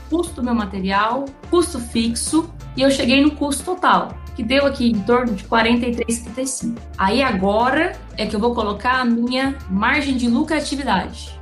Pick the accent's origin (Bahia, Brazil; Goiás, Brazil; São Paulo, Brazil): Goiás, Brazil; Goiânia; eu sou aqui de Goiânia